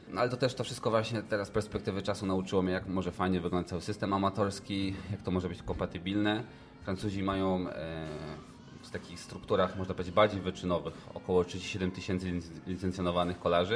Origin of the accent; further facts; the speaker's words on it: Świebodzice, Lower Silesian Voivodeship, Poland; ścigałem się w klubie, skąd pochodzę, jesteś L K S, Mercurius, Świebodzice